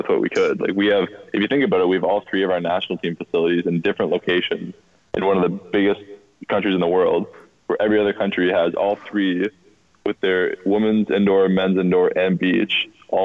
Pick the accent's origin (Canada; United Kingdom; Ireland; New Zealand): Canada; I love being Canadian